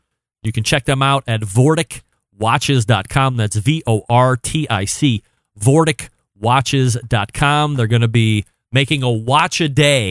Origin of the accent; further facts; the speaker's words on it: Cleveland, Ohio, United States; I'm from Cleveland as well